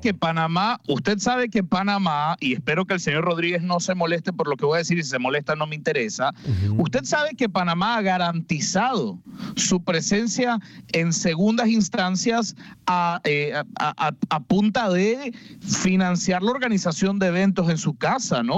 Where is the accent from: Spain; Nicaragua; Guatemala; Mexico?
Nicaragua; Mi nacionalidad, orgullosamente nicaragüense